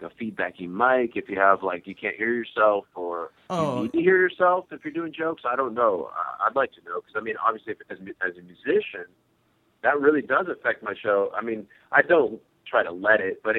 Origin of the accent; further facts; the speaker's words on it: Seattle, Washington, United States; I'm from the Seattle area